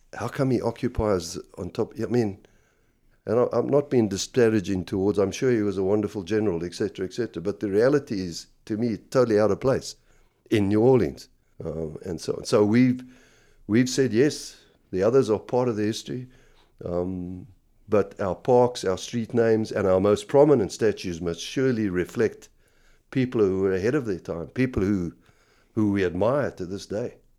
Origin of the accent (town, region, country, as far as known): South Africa